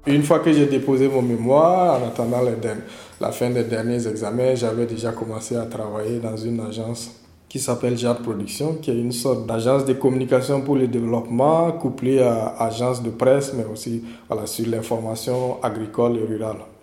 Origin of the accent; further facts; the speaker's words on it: Fada N'Gourma, Est, Burkina Faso; Je suis né et j'ai grandi à Fadan Koumou, à l'est du Burkina Faso.